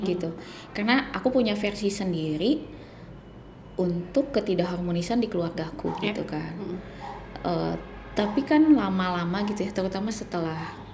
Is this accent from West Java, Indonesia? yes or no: yes; West Java, Indonesia; gitu aku orang Sunda